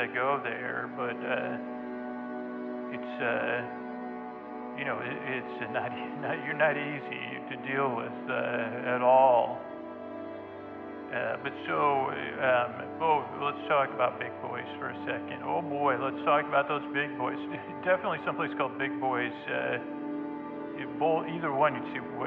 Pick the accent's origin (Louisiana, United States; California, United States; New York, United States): New York, United States; Syracuse; growing up in Syracuse, New York, that was the center of my world